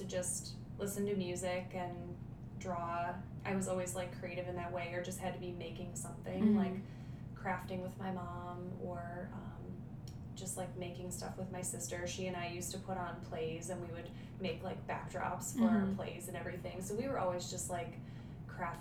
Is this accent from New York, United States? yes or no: no; Bay Village, Ohio, United States; I grew up in Bay Village